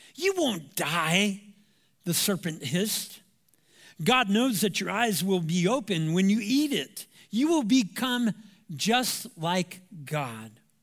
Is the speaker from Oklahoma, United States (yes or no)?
no; Anaheim, California, United States; I'm from Southern California, Anaheim, to be example, uh, to be specific. And I went to Savannah High School